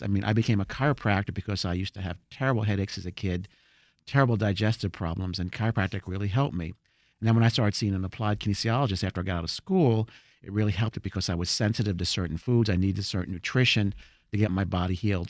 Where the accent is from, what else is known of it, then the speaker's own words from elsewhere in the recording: New Jersey, United States; now in Rockville, United States; I'm originally from New Jersey